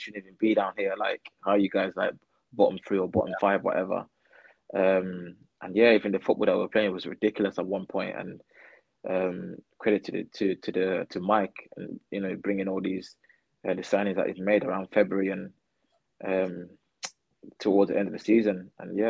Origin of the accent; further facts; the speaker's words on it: Birmingham, West Midlands, United Kingdom; moved away as an adult; now in North West England, United Kingdom; I'm from Birmingham